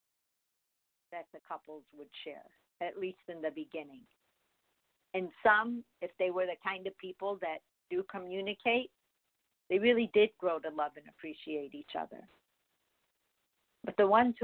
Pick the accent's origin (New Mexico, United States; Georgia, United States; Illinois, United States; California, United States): Illinois, United States; Chicago; when I was growing up in Chicago